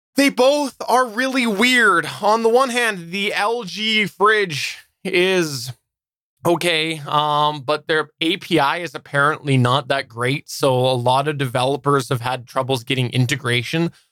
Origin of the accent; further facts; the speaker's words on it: Canada; I'm Canadian and I'm Canadian